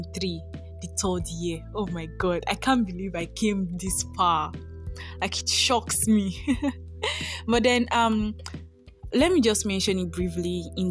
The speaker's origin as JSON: {"language": "English", "country": "Nigeria", "also_born_or_lived": "Ondo, Nigeria", "said": "I am a Nigerian based in Nigeria."}